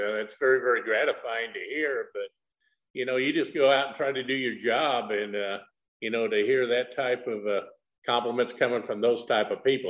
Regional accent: Nebraska, United States; I grew up in Nebraska

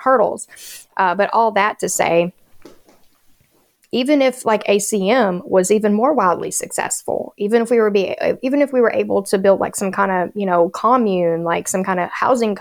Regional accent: Appalachia, United States; being an Appalachian native

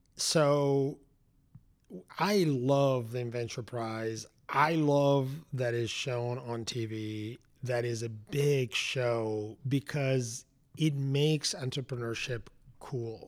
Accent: Madrid, Community of Madrid, Spain; moved away as an adult; now in Atlanta, United States; I grew up in Spain. I went to college in Spain

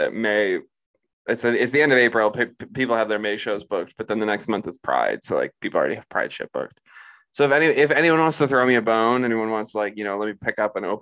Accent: Chicago, Illinois, United States; I am from Chicago

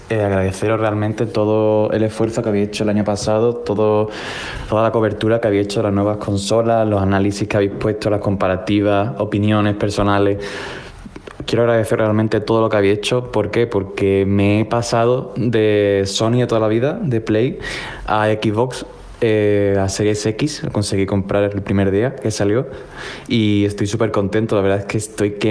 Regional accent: Málaga, Andalusia, Spain; moved away as an adult; now in Lyon, France; de Málaga otra vez, que he estado mucho tiempo perdido. Eh, y bueno, ya no soy … de Málaga, ahora soy … de Lyon, que no León, de Lyon, de Francia. Me he ido aquí a trabajar

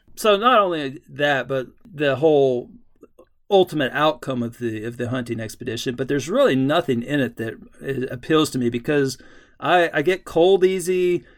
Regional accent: Texas, United States; I, I grew up in Texas

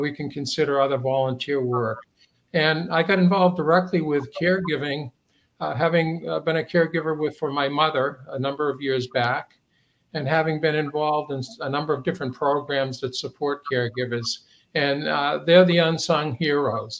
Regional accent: Manchester, New Hampshire, United States; I am a homeboy. I grew up in Manchester and attended St. Anselm's College

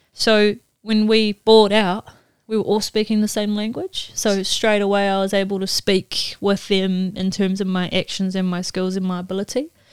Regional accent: New Zealand; moved away as an adult; also born or lived in Mississippi; I'm from New Zealand

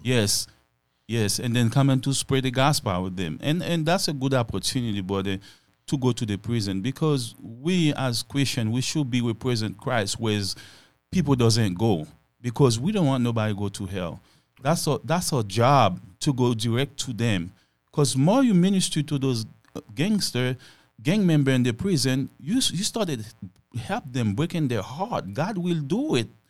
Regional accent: Haiti; moved away; I was born in Haiti and raised on Haiti

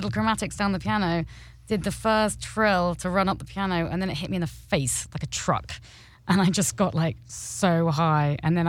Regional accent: Norwich, East of England, United Kingdom; I am from England, obviously, and Norfolk in particular, the countryside east coast of England.

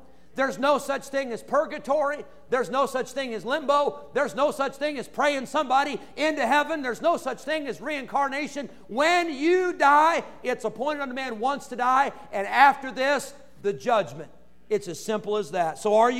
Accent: Santa Clara, California, United States; born there; I was born in Santa Clara, California. Kaiser Hospital. That was the place where I was born.

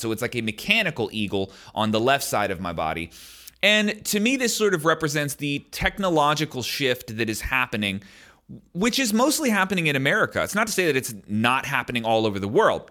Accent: United States; as an American

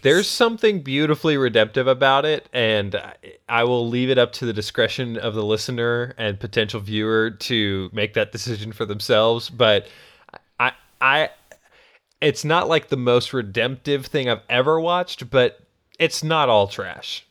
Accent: New England, United States; I grew up in New England

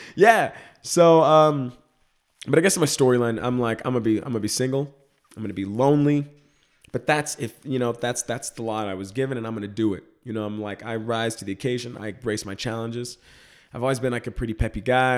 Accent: Dallas, Texas, United States; moved away; I grew up in Dallas, Texas. I'm from the suburbs of Dallas

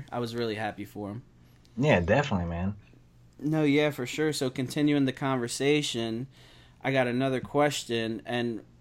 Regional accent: Glassboro, New Jersey, United States; born or raised there; now in Philadelphia, United States

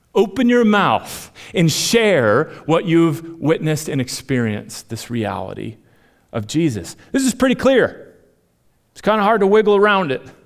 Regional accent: Minnesota, United States; moved away; I'm from Minnesota

